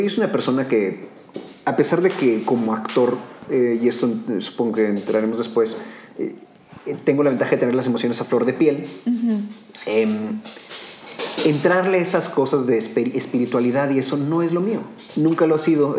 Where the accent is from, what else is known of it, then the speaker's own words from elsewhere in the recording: Mexico; moved away as an adult; also born or lived in Germany / England; yo era mexicano